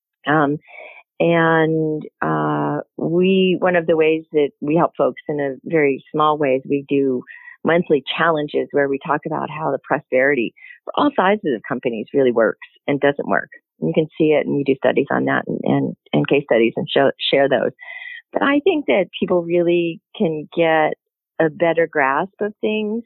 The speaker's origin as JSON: {"language": "English", "area": "near Pittsburgh", "region": "Pennsylvania", "country": "United States", "tie": "born or raised there", "said": "I grew up near Pittsburgh"}